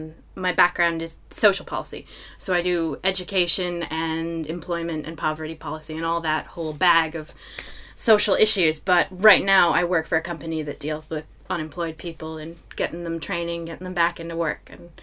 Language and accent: English; Michigan, United States; My home state of Michigan is a bit of an anomaly because it's two peninsulas that jut out into the Great Lakes.